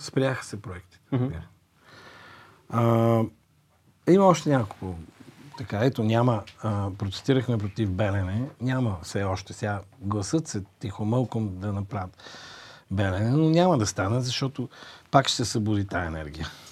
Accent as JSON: {"language": "Bulgarian", "country": "Bulgaria", "said": "аз като българин съм горд с това"}